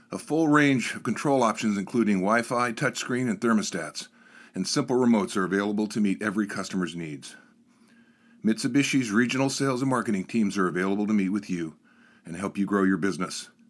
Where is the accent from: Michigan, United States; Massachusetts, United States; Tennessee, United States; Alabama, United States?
Alabama, United States; Birmingham; moved away as an adult; also born or lived in New York City; I was born in Birmingham, Alabama.